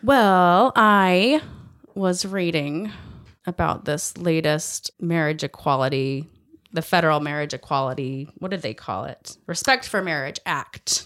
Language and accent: English; United States; as an American